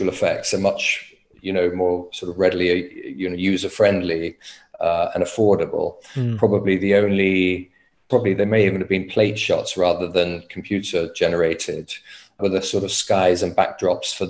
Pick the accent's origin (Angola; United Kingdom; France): United Kingdom; as a Brit